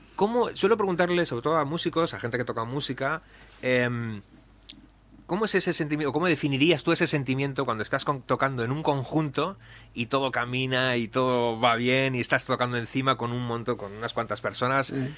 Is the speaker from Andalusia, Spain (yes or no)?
no; Leioa, Basque Country, Spain; La big band de mi pueblo de Leyoa